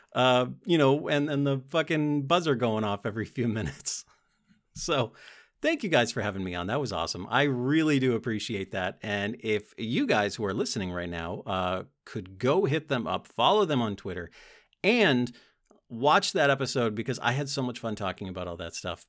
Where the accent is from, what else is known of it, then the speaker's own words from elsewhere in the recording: United States; As an American